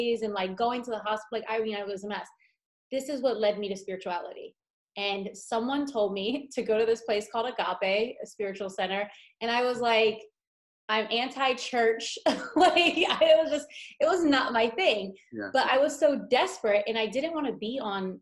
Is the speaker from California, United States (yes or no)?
no; Philadelphia, Pennsylvania, United States; also born or lived in Las Vegas; now in Los Angeles, United States; Philadelphia, where I'm from